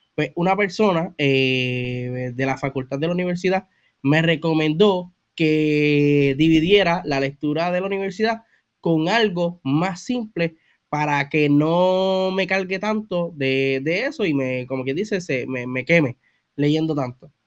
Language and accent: Spanish; Bayamón, Puerto Rico; soy de Bayamón, Puerto Rico